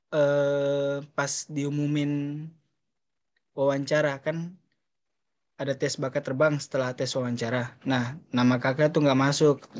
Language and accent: Indonesian; Papua, Indonesia; dari Papua